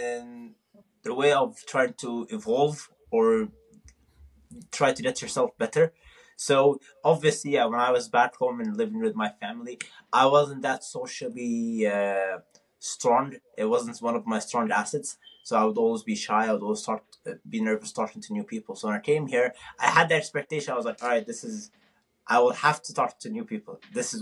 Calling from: Tucson, Arizona, United States; I'm actually calling from Tucson, Arizona. This is where I'm going for college

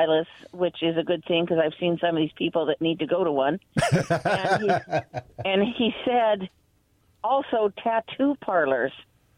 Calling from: Kennewick, Washington, United States

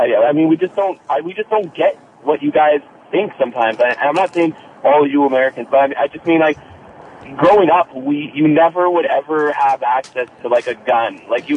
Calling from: Canada; like the other guy from Canada, I'm calling from Canada as well.

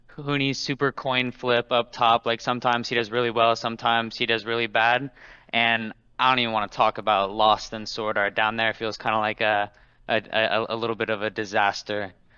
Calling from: Portland, Oregon, United States; I'm calling from Portland, Oregon

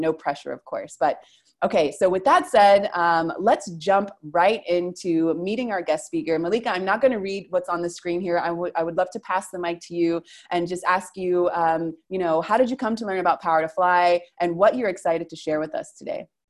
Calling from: Argentina; I'm calling from Argentina

